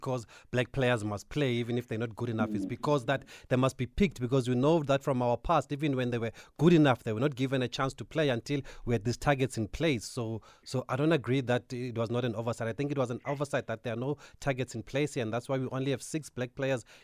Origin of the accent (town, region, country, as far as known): South Africa